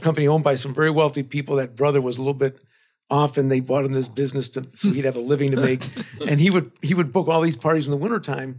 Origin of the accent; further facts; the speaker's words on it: Chicago, Illinois, United States; I'm a native Chicagoan